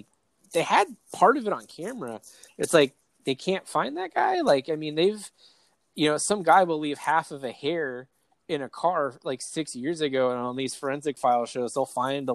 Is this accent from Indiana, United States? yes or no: no; East County, California, United States; I'm from East County, and I don't even do NASCAR.